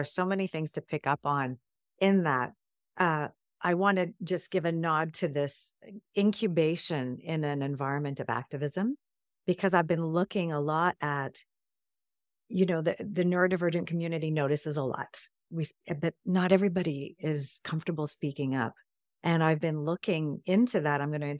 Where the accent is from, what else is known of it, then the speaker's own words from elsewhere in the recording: England, United Kingdom; born there; and I was born in England, by the way, so have a UK connection going on.